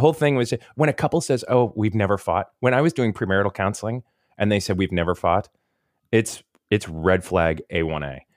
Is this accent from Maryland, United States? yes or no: no; Tampa, Florida, United States; moved away as an adult; also born or lived in Kentucky; I grew up in the Tampa, Saint Pete area, right by the beach